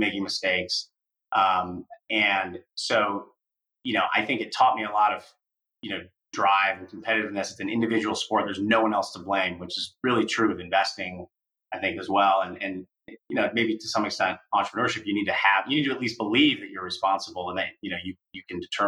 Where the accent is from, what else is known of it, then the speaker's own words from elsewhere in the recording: Iowa City, Iowa, United States; moved away; I grew up in Iowa City, Iowa